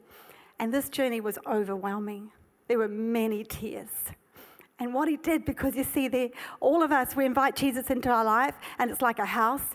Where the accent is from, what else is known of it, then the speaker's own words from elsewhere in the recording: South Africa; I was born in South Africa. And it was ingrained in me that high grass means snakes.